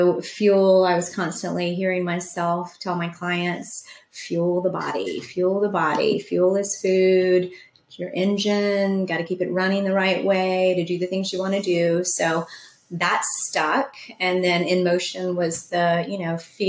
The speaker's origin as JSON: {"language": "English", "town": "Charleston", "region": "South Carolina", "country": "United States", "tie": "born or raised there", "said": "I grew up on James Island"}